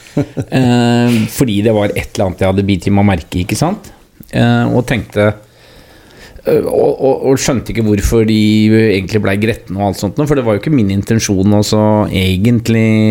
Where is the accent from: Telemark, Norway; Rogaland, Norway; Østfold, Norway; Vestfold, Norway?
Telemark, Norway; Porsgrunn; also born or lived in Langangen; så jeg er vel egentlig født og oppvokst da på, på Hovinga